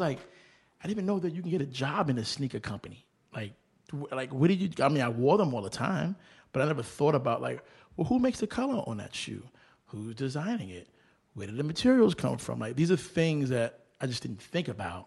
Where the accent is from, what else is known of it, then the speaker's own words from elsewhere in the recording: New York City, New York, United States; also born or lived in Groton, Massachusetts / Brooklyn; I was raised in Manhattan and New York, but I fell in love with B K